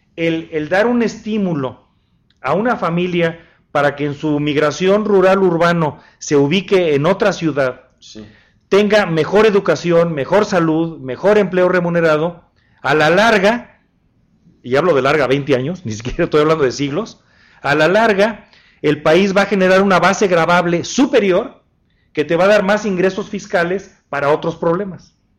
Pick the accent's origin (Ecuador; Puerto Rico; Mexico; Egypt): Mexico; Guanajuato; En mi tierra, que es Guanajuato